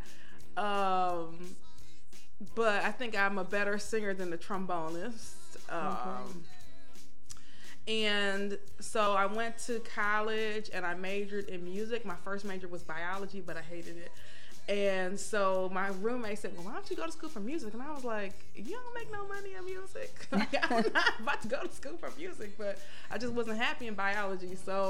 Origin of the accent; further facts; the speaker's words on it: East Cleveland, Ohio, United States; also born or lived in Jackson, Mississippi; I'm from East Cleveland, Ohio. I was in Shaw High School marching band, played the trombone.